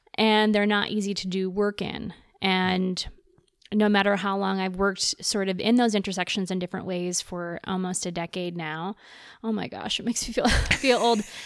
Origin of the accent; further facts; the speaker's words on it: Texas, United States; moved away; I'm from the States, I'm from Texas